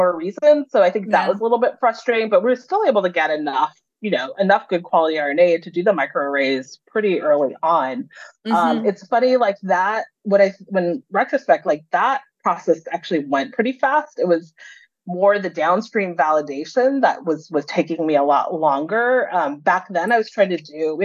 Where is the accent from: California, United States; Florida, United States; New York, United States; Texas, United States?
California, United States; Los Angeles; I was used to being in a diverse environment growing up in Los Angeles